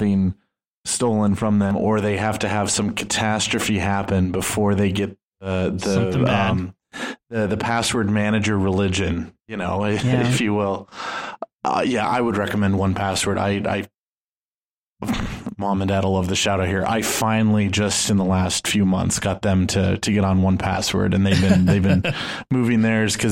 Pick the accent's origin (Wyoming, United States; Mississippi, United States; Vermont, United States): Wyoming, United States; moved away as an adult; now in Washington, D.C., United States; I'm from Wyoming